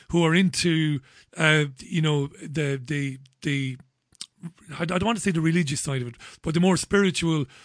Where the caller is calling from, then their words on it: Bolton, North West England, United Kingdom; I'm calling from Bolton, just up the road.